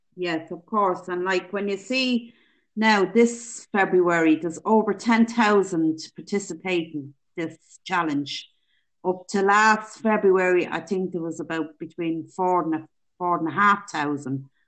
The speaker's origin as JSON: {"language": "English", "town": "Dublin", "region": "Leinster", "country": "Ireland", "moved": "yes", "lives_now": "County Meath, Ireland", "said": "I live in County Meath. I'm originally from Dublin."}